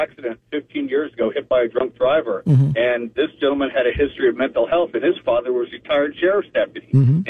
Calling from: Daytona Beach, Florida, United States; Hey, guys. It's … in Daytona.

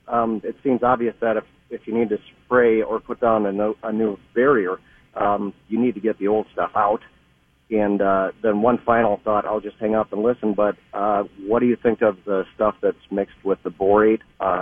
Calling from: Burnsville, Minnesota, United States; Hi, I'm in Burnsville.

